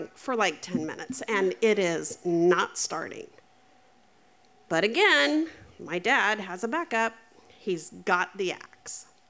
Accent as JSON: {"language": "English", "region": "Eastern Oregon", "country": "United States", "tie": "born or raised there", "said": "we grew up in Eastern Oregon"}